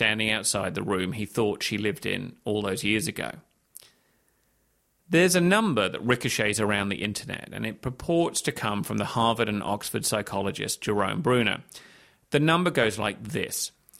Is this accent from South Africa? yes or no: no; Hong Kong; moved away as an adult; also born or lived in London, United Kingdom; I was born in London. My dad got a job in Hong Kong. We moved there when I was six. I went to school there, university in the UK, became a journalist, and so on.